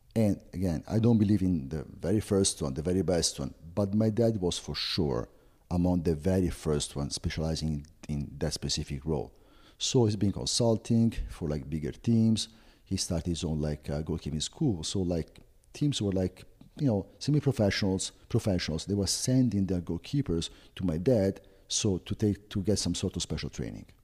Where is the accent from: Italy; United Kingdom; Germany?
Italy; Florence, Tuscany; English is a second language; moved away as an adult; now in United States; I was born and raised in Florence